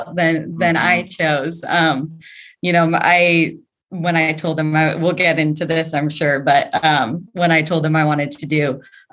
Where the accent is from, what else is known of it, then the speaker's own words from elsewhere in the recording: Denver, Colorado, United States; now in California, United States; Denver. So right outside of Denver.